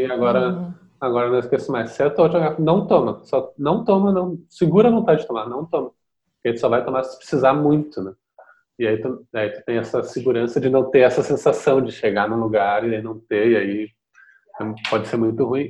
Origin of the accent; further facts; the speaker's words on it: Porto Alegre, Rio Grande do Sul, Brazil; also born or lived in Mexico; sou aqui de Porto Alegre, nasci e moro aqui